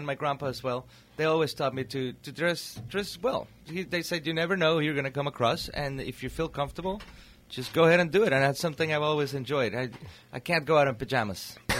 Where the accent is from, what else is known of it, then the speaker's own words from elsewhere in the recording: Torreón, Coahuila, Mexico; now in Napa Valley, United States; I was born and raised in Torreon, which is a city in northern Mexico. It's mm-hmm. right in between the Monterrey and Chihuahua, middle of the desert